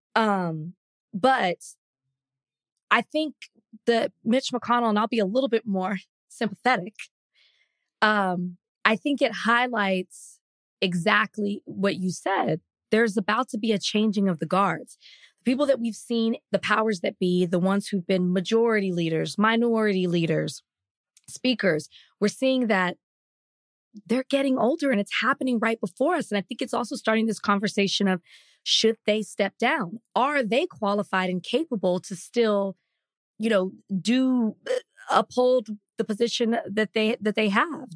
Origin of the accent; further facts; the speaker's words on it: Dallas, Texas, United States; the district that I grew up in in Dallas